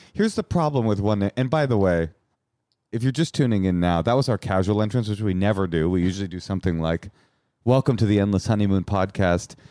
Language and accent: English; Bay Area, California, United States; I'm from the Bay Area, too